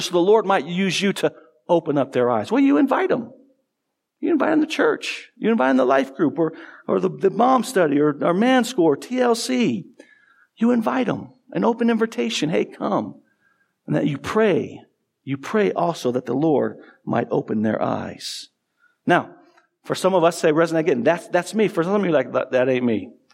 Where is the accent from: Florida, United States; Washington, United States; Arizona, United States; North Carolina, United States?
Arizona, United States; Tucson; I grew up in Tucson, A, Arizona